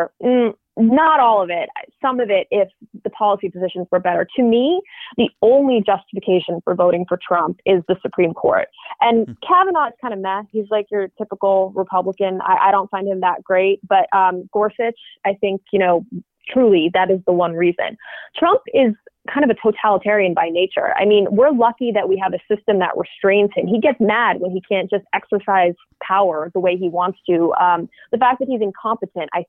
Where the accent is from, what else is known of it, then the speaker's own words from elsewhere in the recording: Massachusetts, United States; I'm from Massachusetts